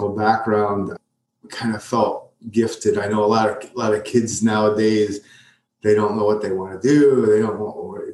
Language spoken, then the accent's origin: English; Prospect, Connecticut, United States; I grew up in a little town called Prospect up in Connecticut. It's a suburb of Waterbury